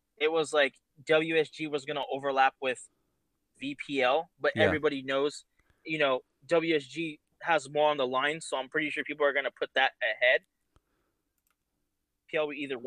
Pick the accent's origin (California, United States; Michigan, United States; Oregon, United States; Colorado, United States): California, United States; we're all from California.